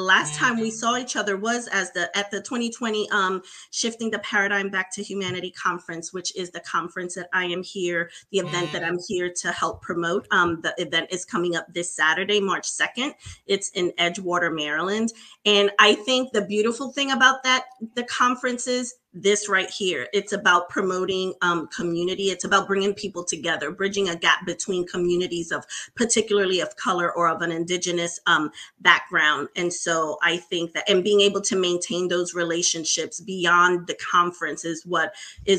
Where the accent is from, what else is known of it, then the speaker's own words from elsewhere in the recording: Puerto Rico; moved away; also born or lived in New York City, United States; I was raised in Puerto Rico, though. So my parents still continue to live in Puerto Rico today